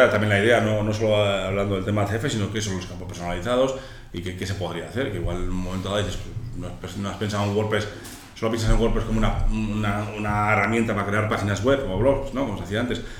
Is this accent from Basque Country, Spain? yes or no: yes; Amurrio, Basque Country, Spain; soy de Amurrio